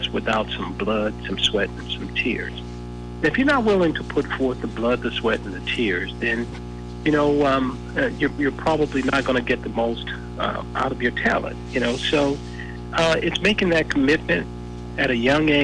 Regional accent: Southern California, United States; when I was growing up in Southern California

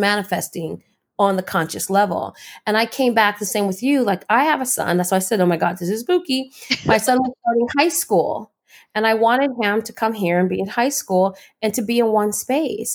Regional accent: California, United States; moved away; I'm from California

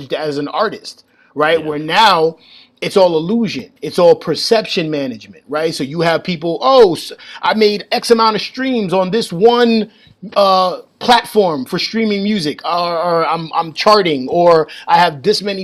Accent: New York, United States; I grew up in New York

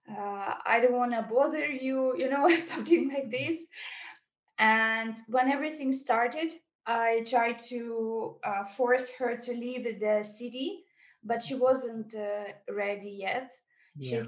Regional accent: Mariupol, Donetsk Oblast, Ukraine; English is a second language; moved away as an adult; I'm from Mariupol.

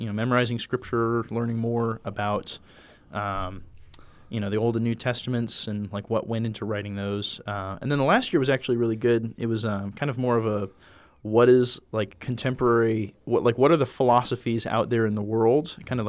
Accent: Enid, Oklahoma, United States; I grew up in Enid. Originally

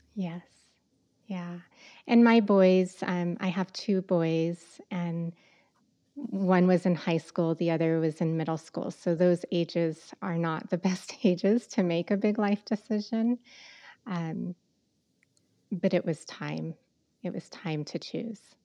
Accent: Southeast Arizona, United States; growing up in Southeast Arizona

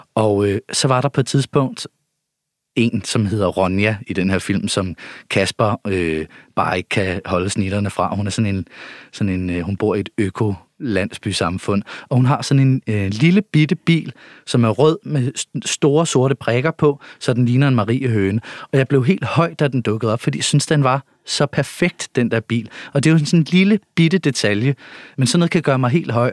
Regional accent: Nørre Ørum, Denmark; born or raised there; moved away

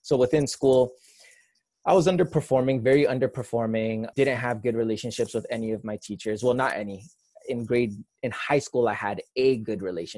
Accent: Toronto, Ontario, Canada; I grew up on the West End of Toronto. I grew up born and raised on Jane Street, specifically Jane and Wilner, just south of Eglinton. Lived there for 30 years of my life

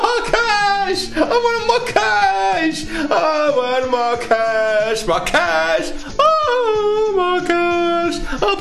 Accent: England, United Kingdom; I'm sorry, I'm English. My French is quite bad.

